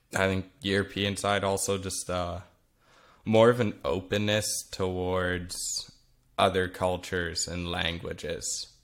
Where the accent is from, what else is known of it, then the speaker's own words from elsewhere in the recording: Vernon, British Columbia, Canada; first language Flemish; English is a second language; being born in Vernon, B C, in Canada, um, I was raised there my whole life.